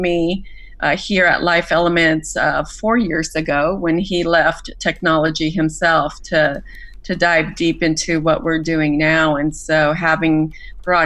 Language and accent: English; Mexico; moved away; having grown up in Mexico, I was born and raised in Mexico through my formative years